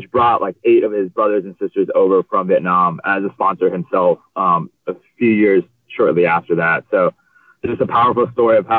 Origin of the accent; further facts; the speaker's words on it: Long Beach, California, United States; I was born and raised in Long Beach, California.